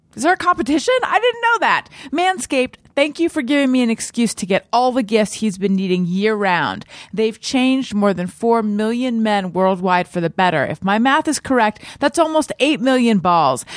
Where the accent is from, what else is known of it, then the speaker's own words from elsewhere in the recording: Orange County, California, United States; I grew up in Orange County